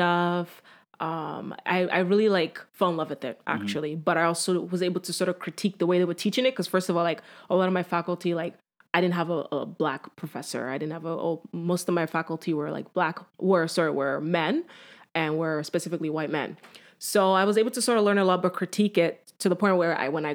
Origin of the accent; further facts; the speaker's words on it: Nigeria; I am Nigerian